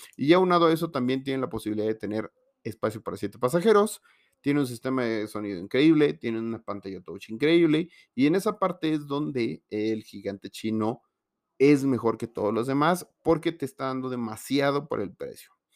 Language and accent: Spanish; Mexico; en México